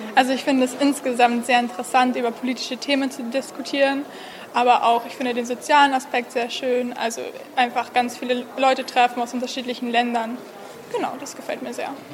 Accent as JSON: {"language": "German", "town": "Regensburg", "region": "Bavaria", "country": "Germany", "said": "komme aus Regensburg, das ist in Bayern in Deutschland"}